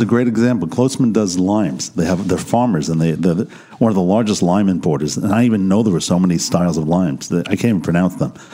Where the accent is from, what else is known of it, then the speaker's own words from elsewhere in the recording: United States; now in Israel; as an American coming into this country